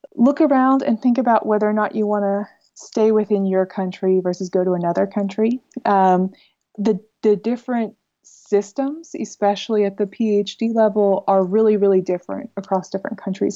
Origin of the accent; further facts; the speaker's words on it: United States; moved away as an adult; also born or lived in Netherlands; now in Groningen, Netherlands; I'm an American in the Netherlands